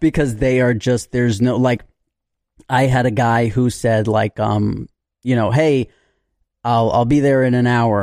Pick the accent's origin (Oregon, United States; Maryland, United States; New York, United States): New York, United States; New York City; I had friends back in the day growing up in New York